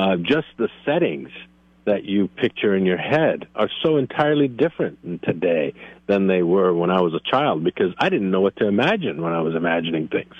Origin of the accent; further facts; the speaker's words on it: Northeast, United States; moved away; I grew up in the Northeast